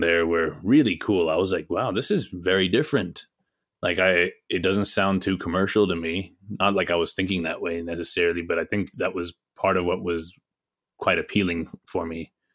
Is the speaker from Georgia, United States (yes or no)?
yes; Atlanta, Georgia, United States; also born or lived in Pakistan; I was actually born in the States. So, I was born here in Atlanta